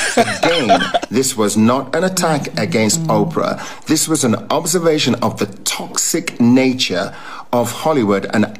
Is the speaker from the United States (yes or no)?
no; England, United Kingdom; born there; I am English born.